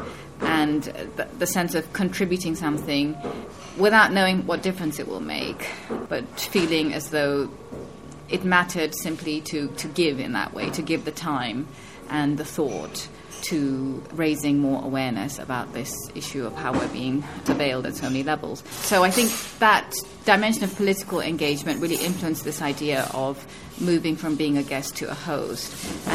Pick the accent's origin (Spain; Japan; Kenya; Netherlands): Kenya; also born or lived in United Kingdom; now in Berlin, Germany; born in the UK, Indian family roots, growing up in Kenya, moving to Berlin